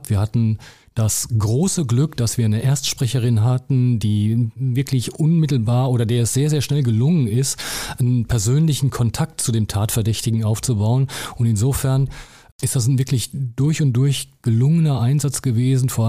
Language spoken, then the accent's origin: German; North Rhine-Westphalia, Germany; Ich bin ja eigentlich Westfale.